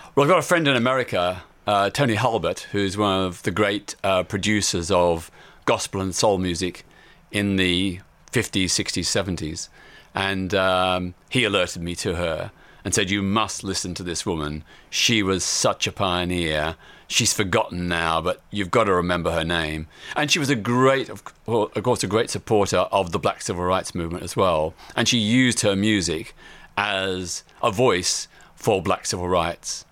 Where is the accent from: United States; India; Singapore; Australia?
Australia; Melbourne, Victoria; I was living in my hometown of Melbourne, Australia.